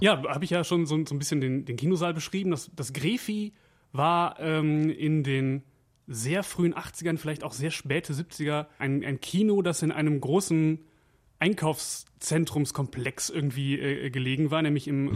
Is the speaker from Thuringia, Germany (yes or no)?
no; Wevelinghoven, North Rhine-Westphalia, Germany; Ich komme ja aus, aus Weflinghofen